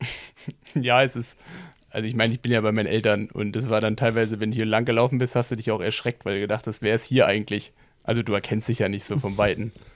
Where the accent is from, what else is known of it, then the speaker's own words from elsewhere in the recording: Berlin, Germany; ich komme ja aus Berlin